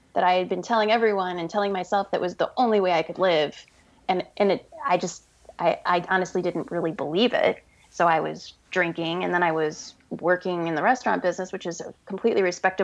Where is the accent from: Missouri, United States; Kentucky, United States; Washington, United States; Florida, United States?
Missouri, United States; St. Louis; moved away as an adult; we're both from St. Louis